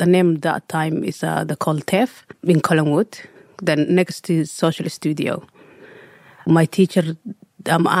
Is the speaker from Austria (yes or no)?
no; Somalia; English is a second language; moved away as an adult; also born or lived in Egypt / Sydney, Australia; now in Australia; I'm coming from Somalia, East Africa. I was young, 5 years old